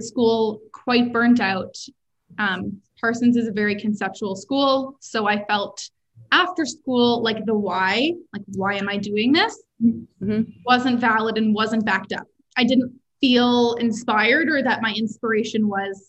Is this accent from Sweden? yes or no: no; Toronto, Ontario, Canada; moved away as an adult; also born or lived in Montreal / New York; I grew up in Toronto